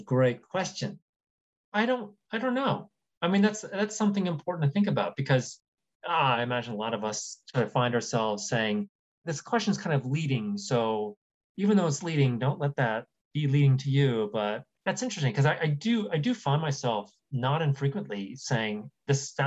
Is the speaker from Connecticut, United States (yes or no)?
no; Columbus, Ohio, United States; moved away; also born or lived in New York; I moved back to Columbus, Ohio, which is where my mom lives and which is where I grew up from